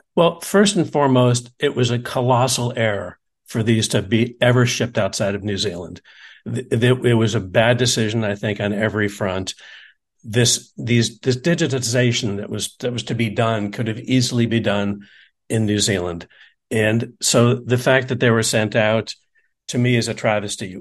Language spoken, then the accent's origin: English; United States